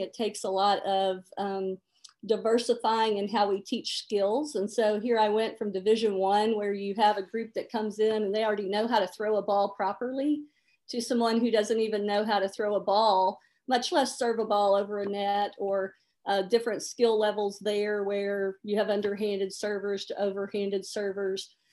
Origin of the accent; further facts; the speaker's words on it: Memphis, Tennessee, United States; moved away as an adult; I grew up in Memphis, Tennessee